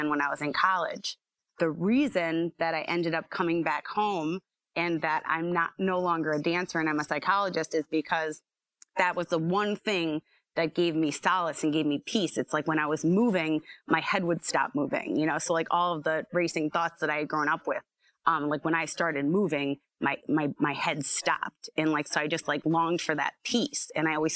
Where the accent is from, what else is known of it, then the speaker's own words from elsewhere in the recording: Scranton, Pennsylvania, United States; I was born and raised here.